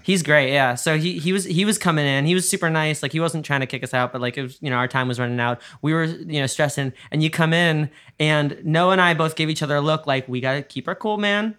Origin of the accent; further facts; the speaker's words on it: New York, United States; we're both New Yorkers